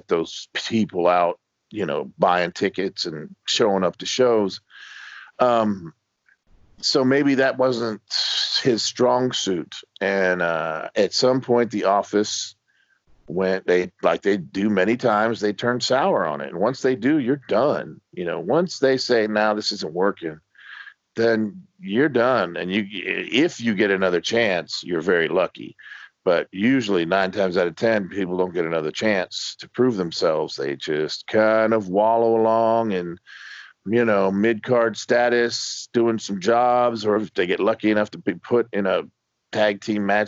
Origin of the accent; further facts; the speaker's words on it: Miami, Florida, United States; I grew up in Miami, Florida